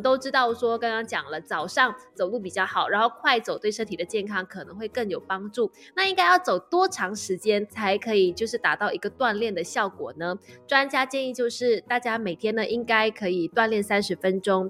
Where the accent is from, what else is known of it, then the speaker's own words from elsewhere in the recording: Malaysia; 我们马来西亚人